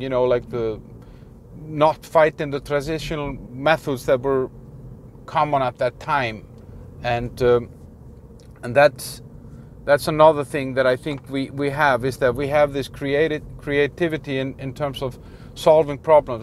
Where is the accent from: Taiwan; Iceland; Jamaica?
Iceland; I'm from Iceland